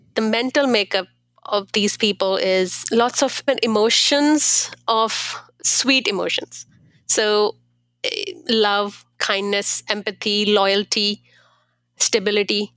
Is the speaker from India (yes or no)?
yes; India; now in Columbus, United States; I am from India